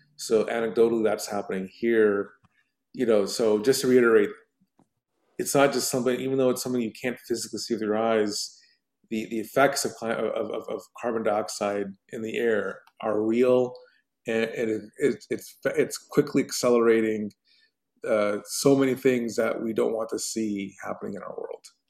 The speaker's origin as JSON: {"language": "English", "country": "United States", "said": "as an American"}